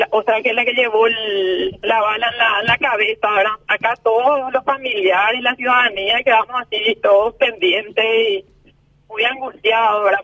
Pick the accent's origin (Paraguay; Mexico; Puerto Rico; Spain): Paraguay; Pedro Juan Caballero, Amambay; somos somos de Pedro Juan Caballero